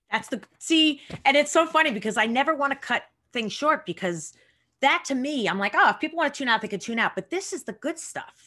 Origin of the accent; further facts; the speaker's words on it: Long Island, New York, United States; I grew up in Long Island